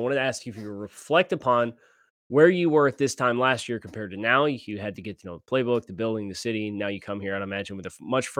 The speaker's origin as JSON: {"language": "English", "region": "California", "country": "United States", "lives_now": "Florida", "said": "I'm thinking it's an alligator because I'm from California."}